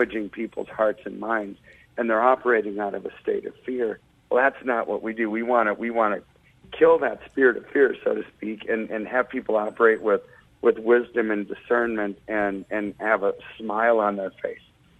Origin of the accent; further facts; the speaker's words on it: United States; I'm an American